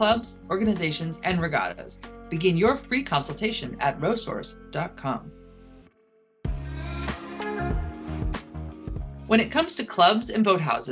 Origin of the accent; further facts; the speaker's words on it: Oak Ridge, United States; Oak Ridge, which happens to be my hometown and my home boathouse